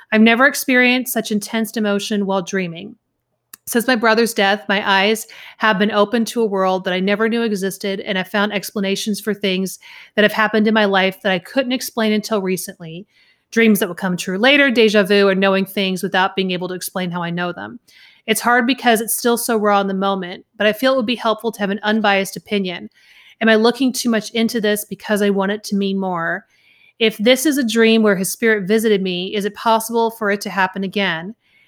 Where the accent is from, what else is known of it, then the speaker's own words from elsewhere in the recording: Southern US, United States; accent: Southern; I cannot say Wales without my deep Southern accent coming out. Like, I don't have much of it anymore